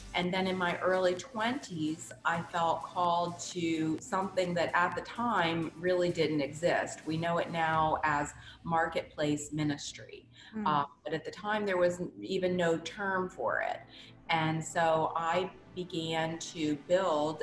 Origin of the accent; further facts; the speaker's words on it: New Orleans, Louisiana, United States; I was raised in New Orleans, Louisiana